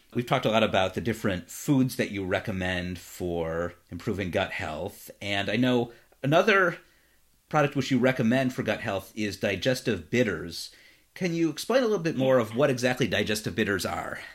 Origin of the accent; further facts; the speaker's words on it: Cleveland, Ohio, United States; now in Los Angeles, United States; Cleveland, my hometown